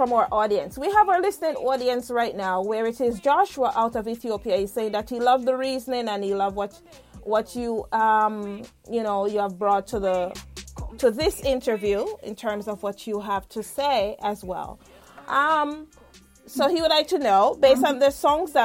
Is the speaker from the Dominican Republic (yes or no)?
no; Jamaica; moved away; myself as a Jamaican